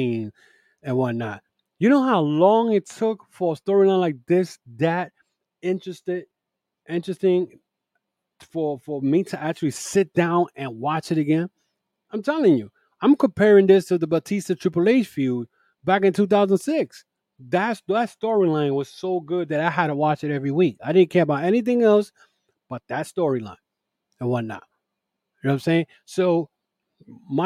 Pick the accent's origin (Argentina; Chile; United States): United States; New York City, New York; Madison Square Garden, my hometown